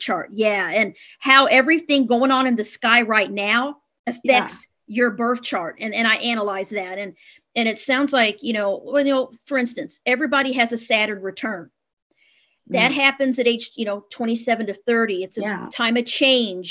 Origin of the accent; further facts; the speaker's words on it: Midwest, United States; I was raised in the Midwest, the Bible Belt